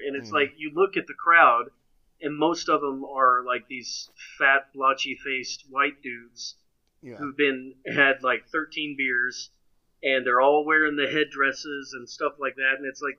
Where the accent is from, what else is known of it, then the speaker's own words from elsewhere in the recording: Quinton, Oklahoma, United States; where I grew up in Quentin, we were also the Savages.